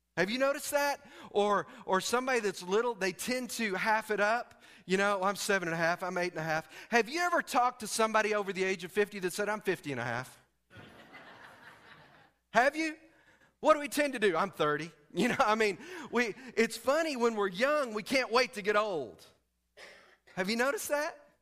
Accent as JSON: {"language": "English", "region": "Texas", "country": "United States", "said": "I'm from Texas"}